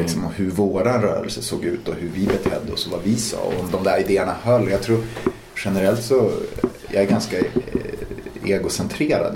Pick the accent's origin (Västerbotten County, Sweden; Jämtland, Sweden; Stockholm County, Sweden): Västerbotten County, Sweden; Umeå; moved away as an adult; där jag växte upp